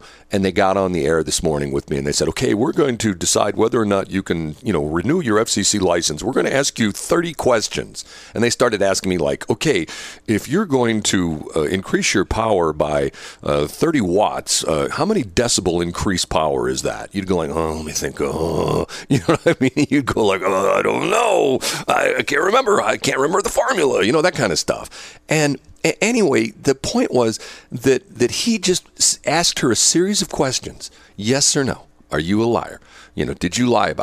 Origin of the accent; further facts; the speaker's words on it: United States; I was born here in the United States.